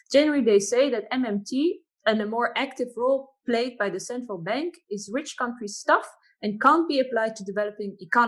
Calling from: Brasilia, Federal District, Brazil; And I'm speaking from Brasilia, Brazil.

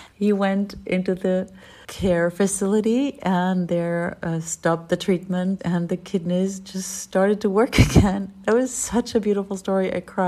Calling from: Berlin, Germany; Hi there. … I'm an alcoholic from Berlin in Germany.

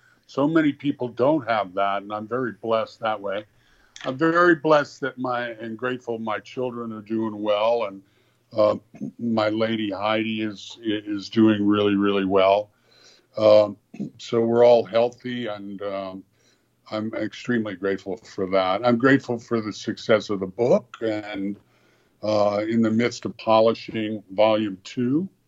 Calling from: Los Angeles, California, United States; I'm talking from Los Angeles, an area of Los Angeles called Hancock Park

